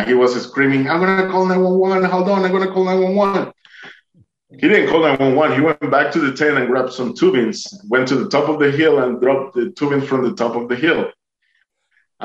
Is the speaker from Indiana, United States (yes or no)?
no; Duluth, Georgia, United States; I'm from Duluth